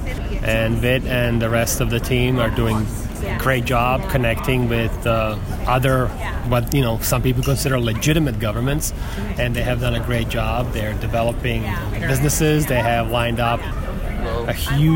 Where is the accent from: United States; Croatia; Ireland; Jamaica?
Croatia; moved away; I was born and raised in Croatia, about 30 miles from the Lieberland location.